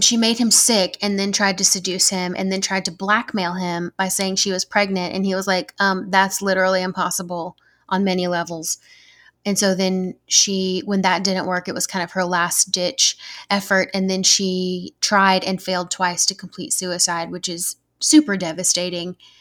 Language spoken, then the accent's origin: English; Georgia, United States; accent: southern; I'm from Georgia